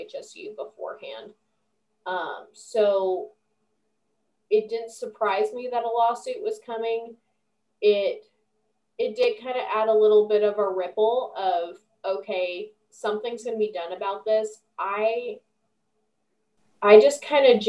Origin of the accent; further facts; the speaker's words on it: Roseburg, Oregon, United States; I was from Roseburg